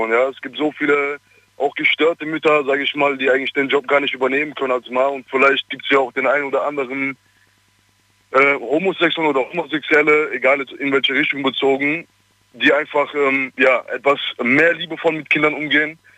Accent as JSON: {"language": "German", "town": "Ludwigshafen", "region": "Rhineland-Palatinate", "country": "Germany", "said": "Ich komme aus Ludwigshafen."}